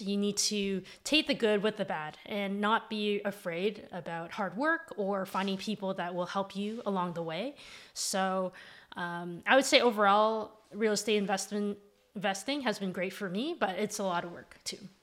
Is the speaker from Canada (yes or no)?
yes; Mississauga, Ontario, Canada; now in Toronto, Canada; I grew up in Mississauga. I now live in Toronto.